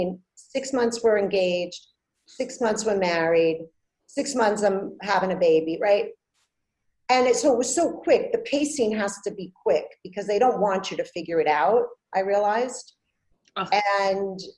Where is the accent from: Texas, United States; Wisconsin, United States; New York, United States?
New York, United States; New York City; also born or lived in Andover, England; I'm from Brooklyn.